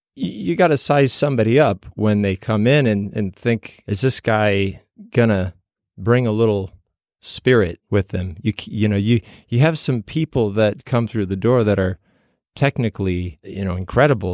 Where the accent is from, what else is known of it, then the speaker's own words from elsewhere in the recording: outside of Chicago, Illinois, United States; I was performing in a local theater group where I grew up outside of Chicago.